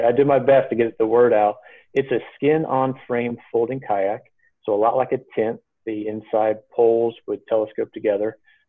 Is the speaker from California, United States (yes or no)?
no; Aiken, South Carolina, United States; But then we landed in Aiken, South Carolina, while I was in sixth grade. And that's where my parents still are.